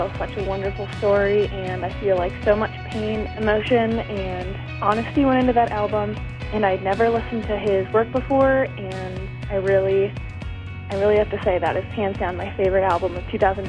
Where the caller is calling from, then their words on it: Bozeman, Montana, United States; I'm calling from Bozeman, Montana.